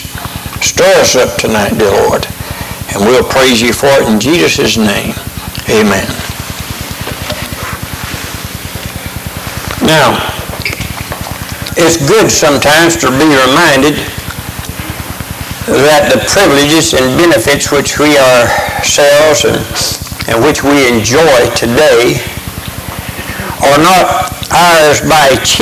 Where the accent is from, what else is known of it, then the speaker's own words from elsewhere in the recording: Crestview, Florida, United States; I was born and raised up in West Florida, up in the Panhandle, up around Crestview, Florida